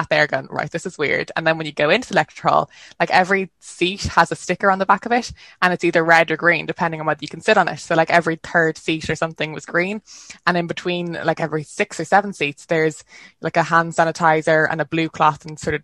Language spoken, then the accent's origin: English; Dublin, Leinster, Ireland; you can tell I'm from Dublin